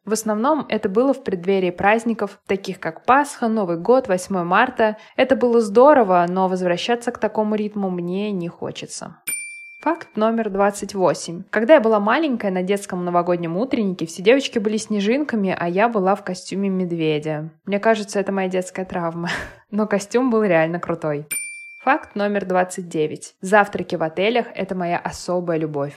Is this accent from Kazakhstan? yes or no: no; Moscow, Russia; Я родилась и выросла в Москве, никуда не переезжала и в других городах не жила